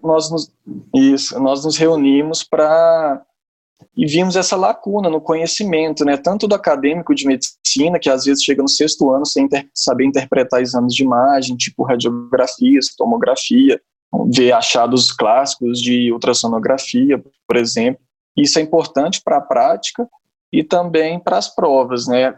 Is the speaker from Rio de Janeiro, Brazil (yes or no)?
no; interior of Minas Gerais, Brazil; moved away as an adult; also born or lived in Uberaba / Belo Horizonte; now in São Paulo, Brazil; sou natural do interior de Minas Gerais, uma cidade muito pequena, fiz toda a minha formação médica em Minas